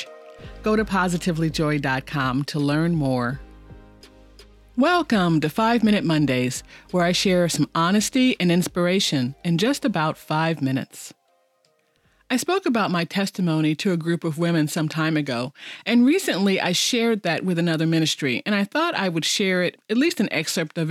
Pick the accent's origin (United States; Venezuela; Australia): United States; Chicago, Illinois; moved away as an adult; also born or lived in Kansas City; now in Oklahoma, United States; I grew up in Chicago, a Catholic girl who went to St. Dorothy's Elementary School through 8th grade